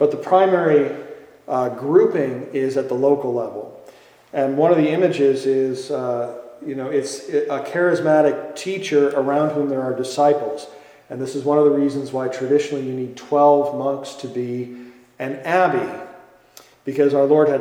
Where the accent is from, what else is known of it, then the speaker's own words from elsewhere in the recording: Green Bay, Wisconsin, United States; now in Chicago, United States; I grew up in Green Bay, Wisconsin